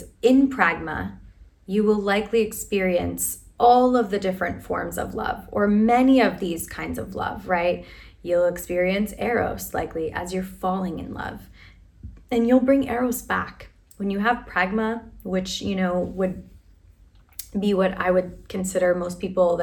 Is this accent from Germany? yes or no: no; Philadelphia, Pennsylvania, United States; the city that I was born and raised in is named after this kind of love. It's brotherly love, right? Affectionate love. I'm from Philadelphia.